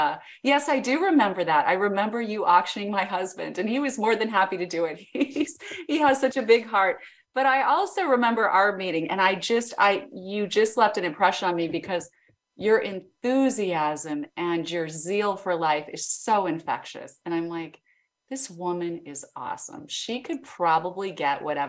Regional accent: Idaho Falls, Idaho, United States; I grew up in Idaho, Idaho Falls, Idaho

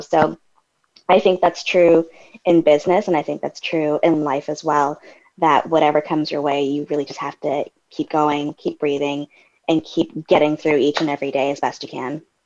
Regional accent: Canada; I'm Canadian

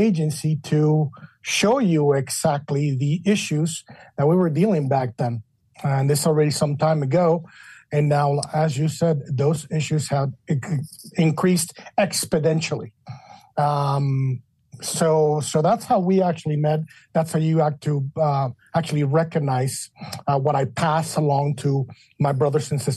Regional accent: Mexico City, Mexico; moved away as an adult; also born or lived in Chicago, Illinois / Washington, D.C.; now in United States; I was born and raised in Mexico City

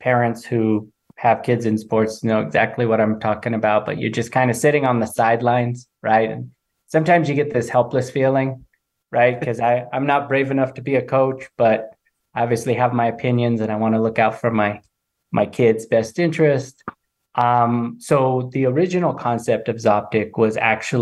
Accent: Nebraska, United States; moved away as an adult; also born or lived in Modesto, California; now in Denver, United States; I was born and raised in Nebraska

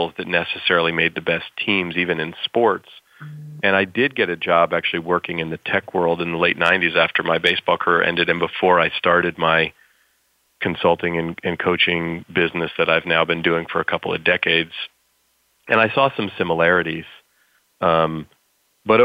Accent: California, United States; I grew up here in California where I still live

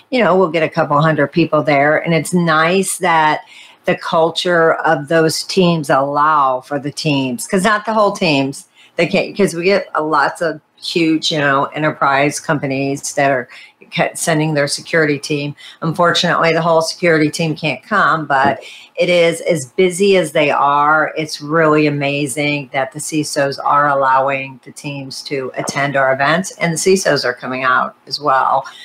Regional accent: India; no, go ahead. Go ahead. I'm Indian.

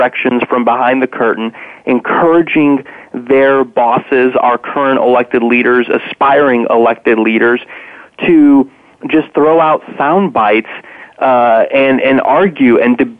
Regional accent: Indiana, United States; born or raised there

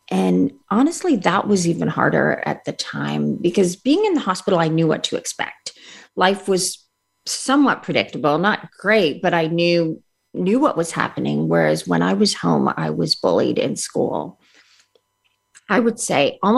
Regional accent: India; born there; So I was born in India

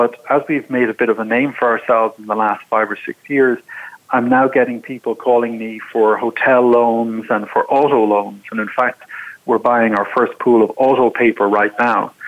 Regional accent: Ireland; moved away as an adult; now in United States; I'm from Ireland originally

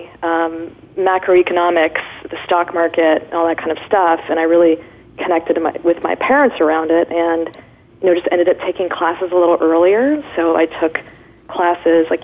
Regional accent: Irvine, California, United States; I grew up in Orange County

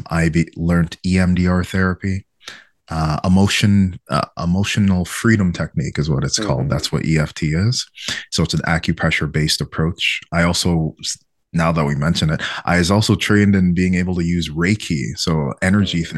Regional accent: Quebec, Canada; in my town where I was growing up, it was like 99% white Quebecois and 1% me

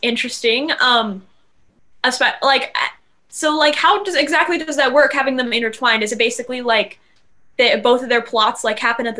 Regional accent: Los Angeles, California, United States; from Los Angeles, California

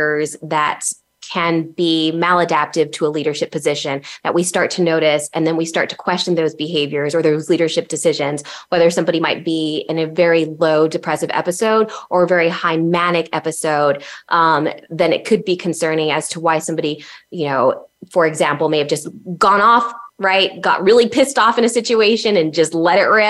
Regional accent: El Paso, Texas, United States; moved away as an adult; my hometown of El Paso, Texas

